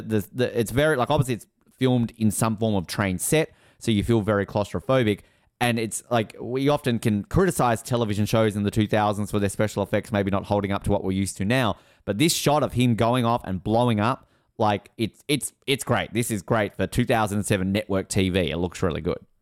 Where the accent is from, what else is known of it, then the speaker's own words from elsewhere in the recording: Australia; I'm from Australia.